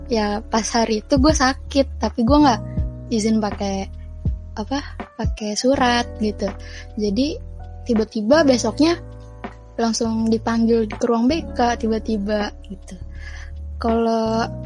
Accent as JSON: {"language": "Indonesian", "town": "Tangerang", "region": "Banten", "country": "Indonesia", "said": "dari Tangerang. Jadi gue da dulu SMA-nya di SMA N15 Tangerang."}